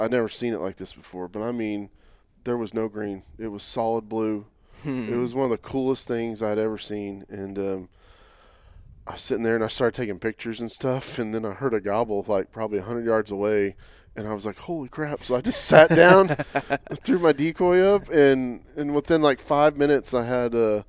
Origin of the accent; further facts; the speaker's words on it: Oklahoma, United States; also born or lived in south of Houston, Texas; now in Texas, United States; growing up in Oklahoma as a kid